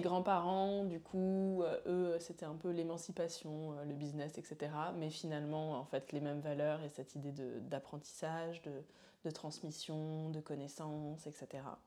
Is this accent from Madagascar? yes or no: no; Paris, Île-de-France, France; also born or lived in Montreal; je suis une petite Parisienne euh, qui a toujours vécu ici